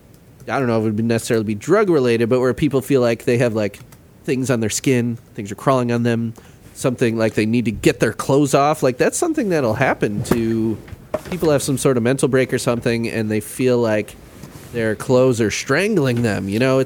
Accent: Midwest, United States; Midwestern. And I've been doing stuff trying to highlight, you know, the flyover states, you know, being a Midwesterner.

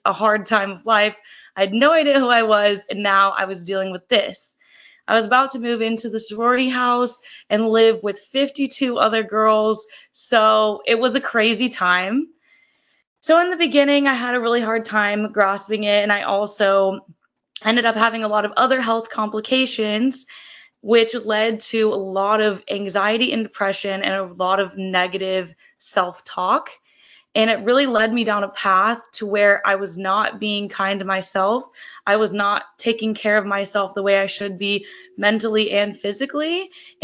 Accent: Kansas City, United States; moved away as an adult; also born or lived in Fort Collins, Colorado; now in San Diego, United States; I'm originally from Kansas City, and then I moved to Fort Collins, Colorado to attend Colorado State University

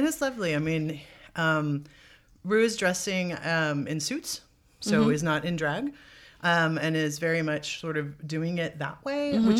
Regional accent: Los Angeles, California, United States; Where are you from? Los Angeles, Marina Del Rey, blah, blah, blah. Local girl.

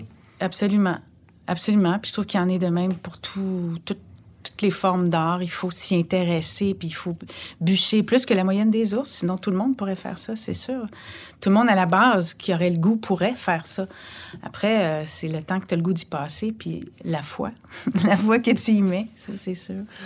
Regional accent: Montreal, Quebec, Canada; also born or lived in Anjou, Montreal; J'ai grandi, ben, je suis née euh, sur la rue d'Orion, à Montréal

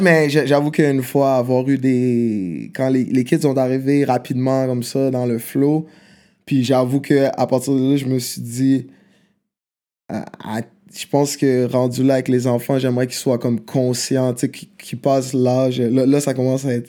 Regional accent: Quebec City, Quebec, Canada; Québec, je suis né à Québec.

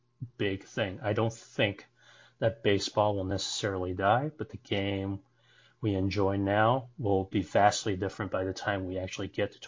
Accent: California, United States; I grew up in California

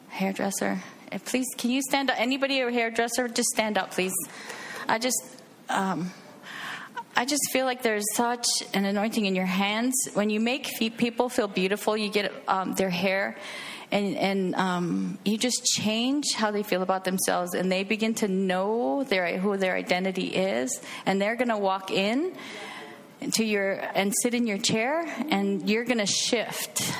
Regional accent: Hawaii, United States; moved away as an adult; Uh, I grew up in Hawaii. Uh, we were military, so I moved away at 20 and um, been traveling around the United States actually.

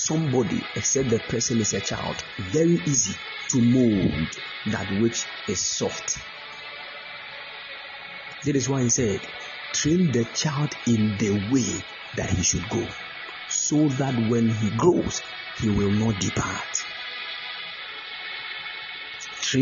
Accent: Ghana; if we're Ghanaian

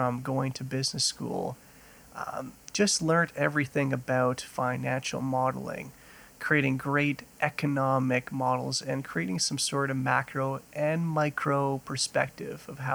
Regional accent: Ottawa, Ontario, Canada; also born or lived in Grande Prairie, Alberta; now in Calgary, Canada; growing up in Ottawa, Ottawa is known for being a government city and very bureaucratic

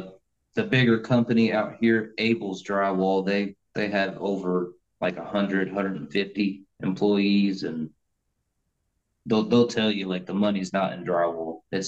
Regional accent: Colorado, United States; moved away; also born or lived in Denver / Fort Collins; I grew up in Colorado.

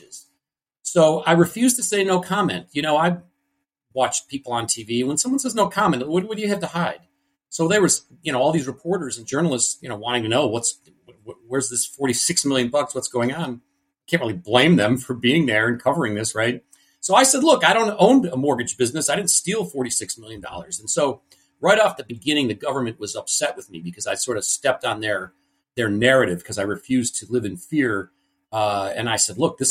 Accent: Cleveland, Ohio, United States; I was born in Cleveland, Ohio. Big family here.

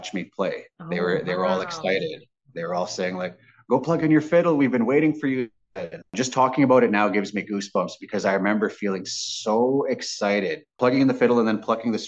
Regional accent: Grand Rapids, Manitoba, Canada; growing up in Grand Rapids, they were all my grandmas and grandpas

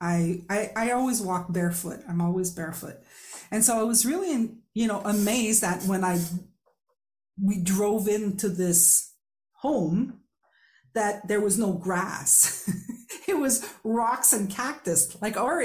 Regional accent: Quebec, Canada; first language French; English is a second language; I am a French speaker from Quebec

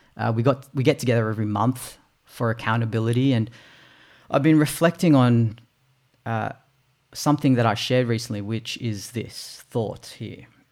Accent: Australia; also born or lived in Philippines; I was born in the Philippines. It's a third world country. We migrated here to Australia when I was eight months old.

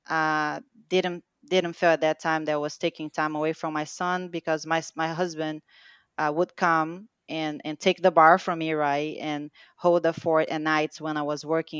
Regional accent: Rio de Janeiro, Brazil; English is a second language; now in United States; I was born in Brazil, uh, raised and born there, uh, Rio de Janeiro

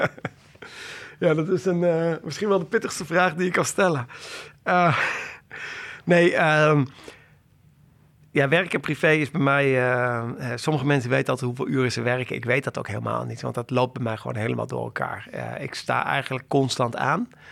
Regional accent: Doetinchem, Gelderland, Netherlands; moved away as an adult; now in Amsterdam, Netherlands; Ik ben eh, opgegroeid in Doetinchem.

